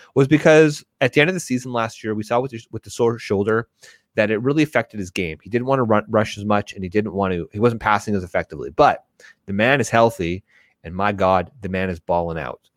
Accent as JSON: {"language": "English", "country": "Canada", "said": "I'm Canadian"}